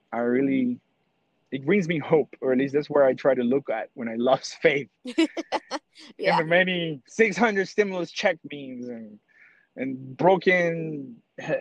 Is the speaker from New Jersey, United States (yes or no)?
no; New York City, New York, United States; I'm from New York City